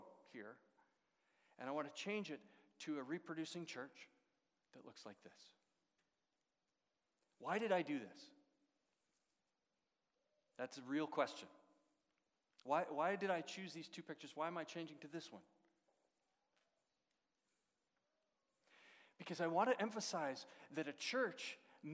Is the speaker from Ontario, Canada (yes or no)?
no; Edmonton, Alberta, Canada; moved away as an adult; also born or lived in Russia; now in London, Canada; I grew up in Edmonton